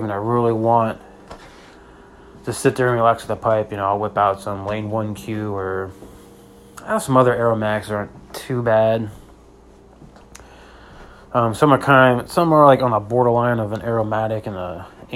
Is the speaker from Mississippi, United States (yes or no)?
no; Pennsylvania, United States; moved away; I'm originally from Pennsylvania